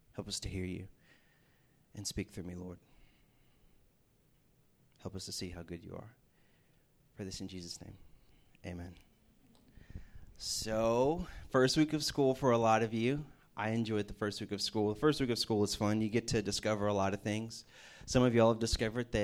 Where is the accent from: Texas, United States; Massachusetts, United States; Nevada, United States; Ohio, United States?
Texas, United States; Houston; moved away as an adult; now in Morgantown, United States; We're from Houston, Texas